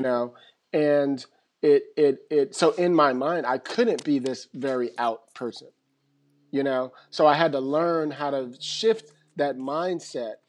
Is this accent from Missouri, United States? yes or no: no; San Francisco, California, United States; moved away as an adult; now in Los Angeles, United States; I grew up pretty much in San Francisco